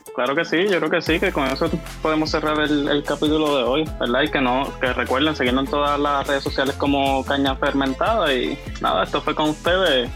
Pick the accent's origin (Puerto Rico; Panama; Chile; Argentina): Puerto Rico; moved away